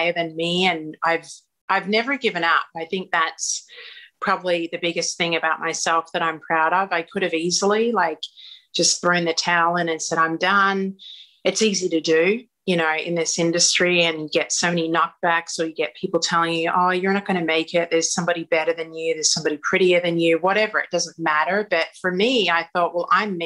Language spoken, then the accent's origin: English; Australia; moved away as an adult; now in Los Angeles, United States